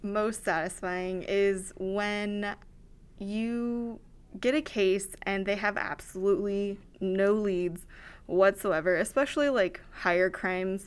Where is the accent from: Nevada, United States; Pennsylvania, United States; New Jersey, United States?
Nevada, United States; Battle Mountain; also born or lived in Wyoming; now in Reno, United States; moved here when I was very young into rural Nevada, um, specifically Battle Mountain. So, been there since I was three, so definitely Nevada homegrown